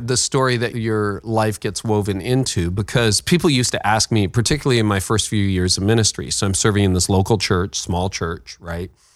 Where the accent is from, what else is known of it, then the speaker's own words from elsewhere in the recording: Midland, Ontario, Canada; also born or lived in Toronto; my hometown of Midland, Ontario.